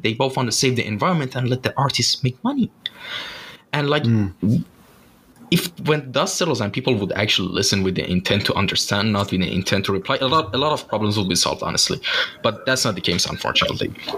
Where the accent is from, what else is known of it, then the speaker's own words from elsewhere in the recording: Shiraz, Fars, Iran; moved away; I'm originally from Shiraz. It's a city in uh, the south of Iran